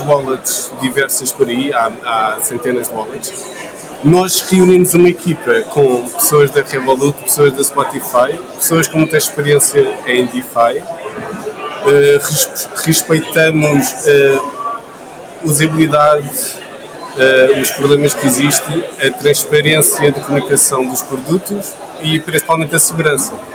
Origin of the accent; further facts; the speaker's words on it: Lisbon, Portugal; eu sou lisboeta